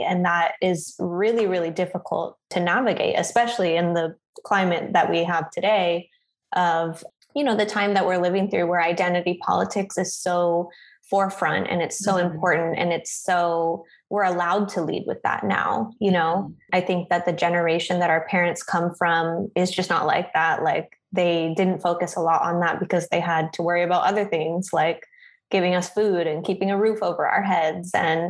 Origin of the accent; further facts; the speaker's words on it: Philippines; now in United States; very sure about who I am, like as a Filipino woman and still, in my late 20s, unclear about how I identify as an American woman, I guess.